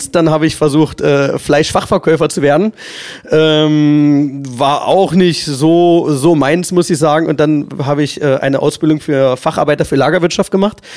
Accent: Magdeburg, Saxony-Anhalt, Germany; als ein Magdeburger Kind, welches 50 Jahre hier fast äh, immer in dieser Stadt war, mit einer kleinen Zeitbeule, wo ich mal um die Welt gereist bin

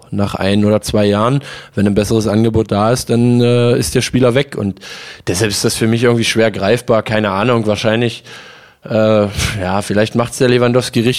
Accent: Magdeburg, Saxony-Anhalt, Germany; Ähm, ich liebe Magdeburg, das ist ja auch meine Heimatstadt.

